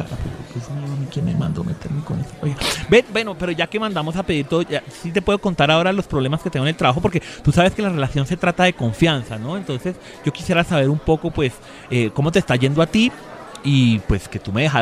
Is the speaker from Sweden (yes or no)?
no; Colombia; yo, yo soy un colombiano promedio, a mí me gusta la gaseosa, la agüita, cosas que rindan, el almuerzo corriente